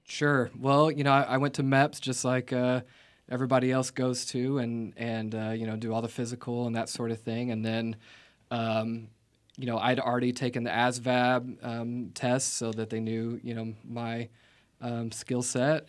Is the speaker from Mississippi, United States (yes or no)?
no; Vienna, Illinois, United States; moved away; I grew up in Vienna, Illinois. It's a, um, small town in, um, what I would call southernmost Illinois